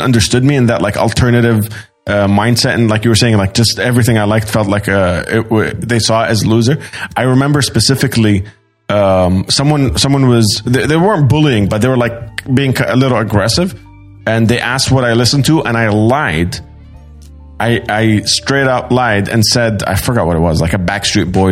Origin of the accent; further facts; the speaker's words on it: Sydney, New South Wales, Australia; moved away; also born or lived in Doha, Qatar; I grew up in Sydney, Australia, and then I moved directly to Doha, Qatar